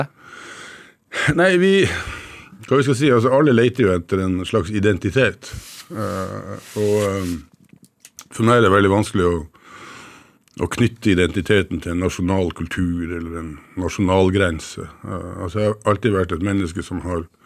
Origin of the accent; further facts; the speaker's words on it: Northern Norway, Norway; Som nordlending så har jeg bodd tett på Russland